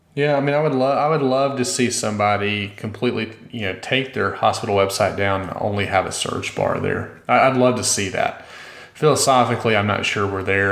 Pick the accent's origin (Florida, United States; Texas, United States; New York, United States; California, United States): Texas, United States; Austin; here in my hometown